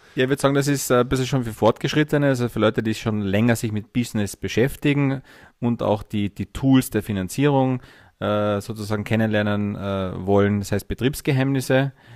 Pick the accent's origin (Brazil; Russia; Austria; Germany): Austria; Carinthia; ich bin gebürtiger Kärntner, fünfundvierzig Jahre alt, Herzblutunternehmer und Investmentbanker